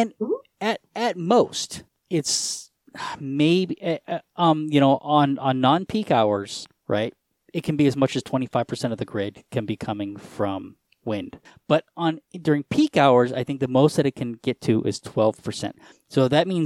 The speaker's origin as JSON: {"language": "English", "region": "Colorado", "country": "United States", "said": "I'm from Colorado"}